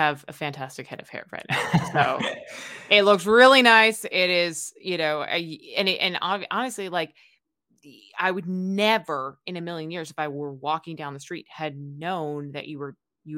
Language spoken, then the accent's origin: English; New York, United States; now in Hawaii, United States; I grew up in New York